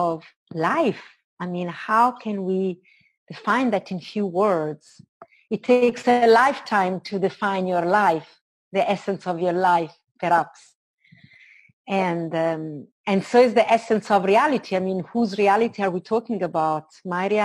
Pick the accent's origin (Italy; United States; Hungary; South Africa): Italy; moved away as an adult; also born or lived in London; I was born in Italy. And when I started traveling, I left Italy in my early 20s and I lived in London for a while.